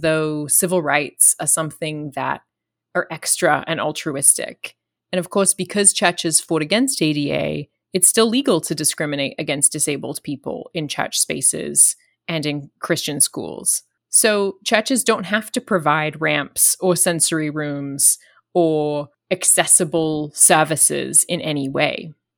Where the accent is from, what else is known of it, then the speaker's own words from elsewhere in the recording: Australia; I'm Australian